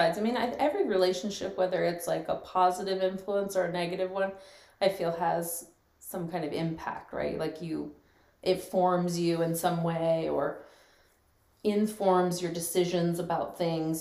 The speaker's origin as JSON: {"language": "English", "town": "Gilbert", "region": "Arizona", "country": "United States", "tie": "born or raised there", "also_born_or_lived": "Scottsdale, Arizona", "said": "I grew up in Arizona. I grew up here in Gilbert and partially in Scottsdale. My family moved to Gilbert when I was about 8 years old"}